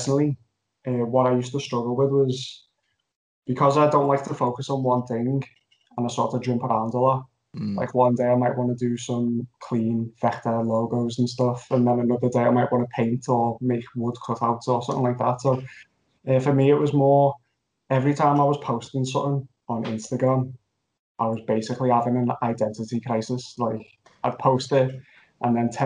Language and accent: English; Liverpool, North West England, United Kingdom; I'm from Liverpool